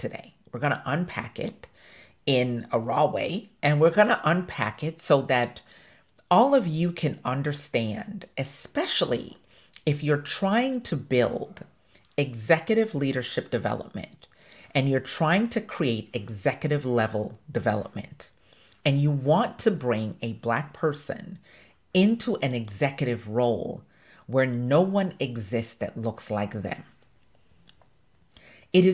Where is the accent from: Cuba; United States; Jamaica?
Jamaica; I'm Jamaican